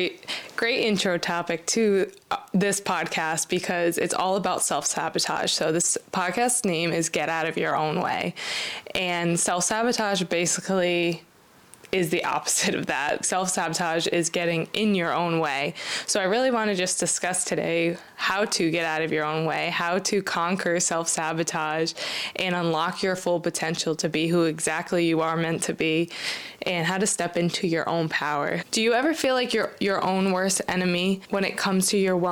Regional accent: Rhode Island, United States; I'm from Rhode Island

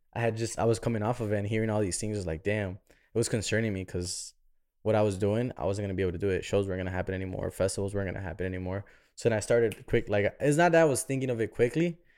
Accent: Chicago, Illinois, United States; moved away as an adult; now in Miami, United States; I'm born and raised in Chicago.

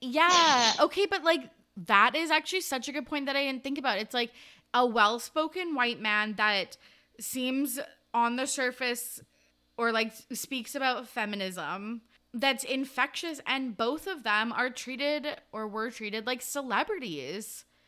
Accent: Kamloops, British Columbia, Canada; my hometown, Kamloops

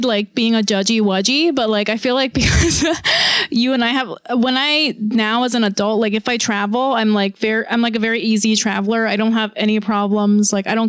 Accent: South Korea; moved away; I grew up in Korea and then I've also spent a little bit of time in Thailand.

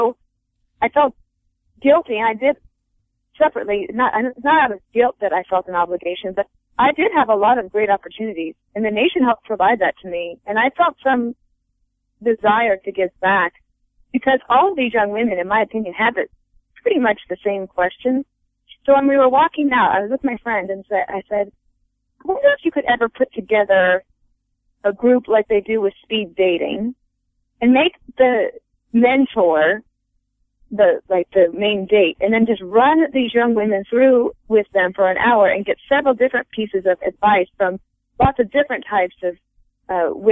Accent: Colorado, United States; also born or lived in Wyoming; I grew up in a rural area in Wyoming and Colorado.

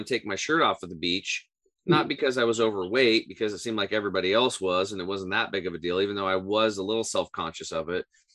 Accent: Eastern Oregon, United States; I grew up in Eastern Oregon on a small cattle and hay farm.

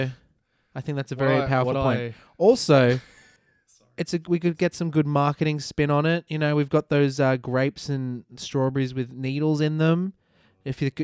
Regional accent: Australia; accent: Australian; I am Australian. I have an Australian accent

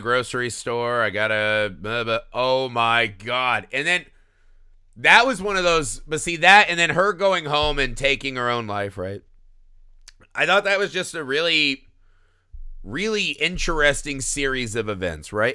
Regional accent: Indiana, United States; I grew up in Indiana.

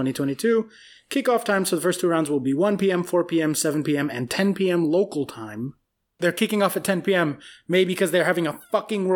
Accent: United States; I'm American

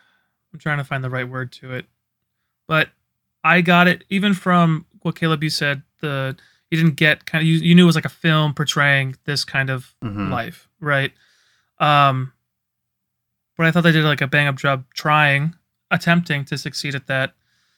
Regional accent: Iowa, United States; Hey, I'm from Iowa.

